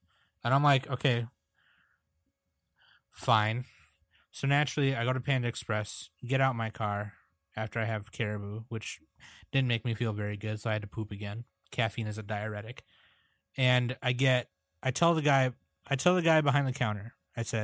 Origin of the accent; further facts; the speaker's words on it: Burnsville, Minnesota, United States; I grew up in Burnsville, Minnesota